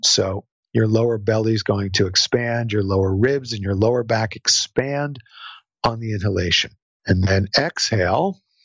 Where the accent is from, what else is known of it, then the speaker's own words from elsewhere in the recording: New Jersey, United States; I'm from New Jersey